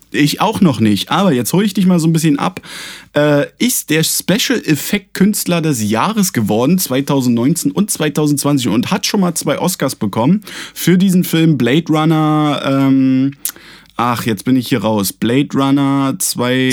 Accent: Germany; wir sind Deutsche

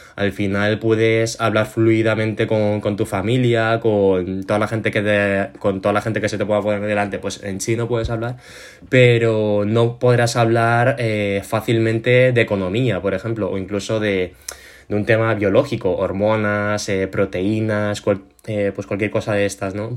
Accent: Spain; soy chino, eh, he nacido aquí en España, me he criado en un entorno

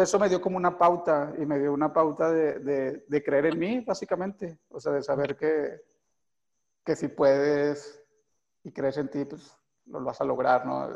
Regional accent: Guadalupe, Zacatecas, Mexico; also born or lived in Tamazula, Durango; yo crecí en el municipio de Guadalupe eh, y nací precisamente en Durango, en un, en una, en, una, en un pequeño pueblito que se llama Tamazula

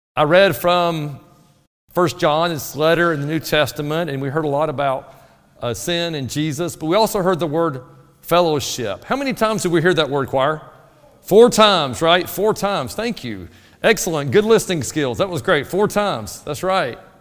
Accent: North Alabama, United States; moved away; Where I grew up in North Alabama, the soil was really good for tomatoes

